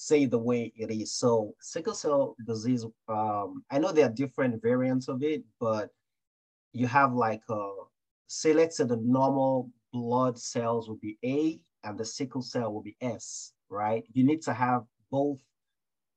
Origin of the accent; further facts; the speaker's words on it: Nigeria; growing up in Nigeria